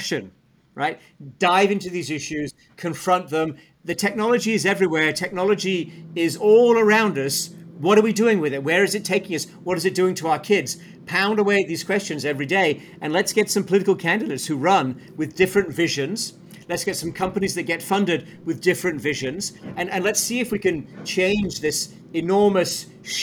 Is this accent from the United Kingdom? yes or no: yes; Sheffield, Yorkshire and the Humber, United Kingdom; moved away as an adult; I'm from Sheffield in the north of England, Rob, and I left as a young man